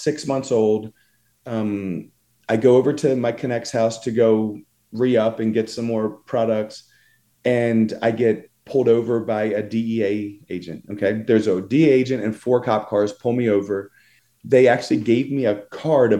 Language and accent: English; Philadelphia, Pennsylvania, United States; I'm from Philadelphia and all my friends growing up were like Puerto Rican and black